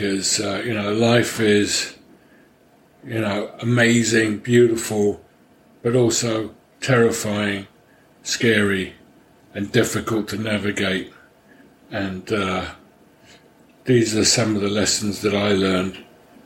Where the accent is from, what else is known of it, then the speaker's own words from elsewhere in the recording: London, United Kingdom; moved away; I grew up in London, although my mother was from Paris. And my father was a Hungarian refugee